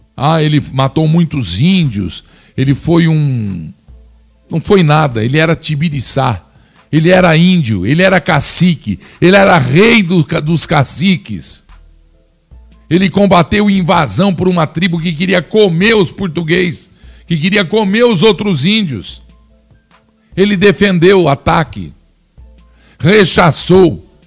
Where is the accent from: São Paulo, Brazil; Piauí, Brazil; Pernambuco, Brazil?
São Paulo, Brazil; Flórida Paulista; also born or lived in Piracicaba, São Paulo; Na cidade onde me criei, fui forjado. Não existe preconceito, somos todos. Lá é uma grande família, uma cidade pequena. O nome dela, Flórida Paulista. Sem falar que sou piracicabano de nascimento